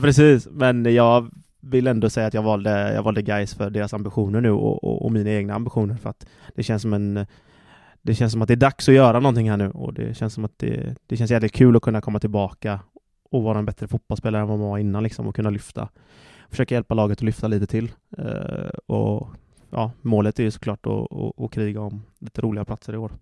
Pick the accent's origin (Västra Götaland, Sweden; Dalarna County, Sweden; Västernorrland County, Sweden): Västra Götaland, Sweden; Gothenburg; moved away as an adult; also born or lived in Slovakia; det är gött att vara hemma i Göteborg